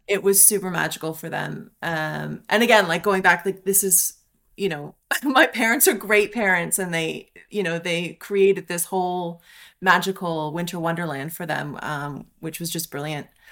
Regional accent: Canada; moved away; I love being Canadian. I'm super proud to be

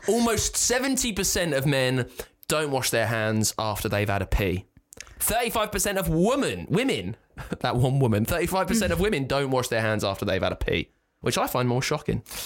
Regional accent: the Home Counties, United Kingdom; from the home counties

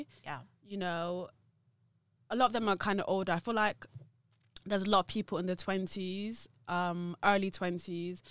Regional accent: Gloucester, South West England, United Kingdom; also born or lived in London; I'm from Gloucester. I'm not actually from London, but I actually managed to establish my business in London

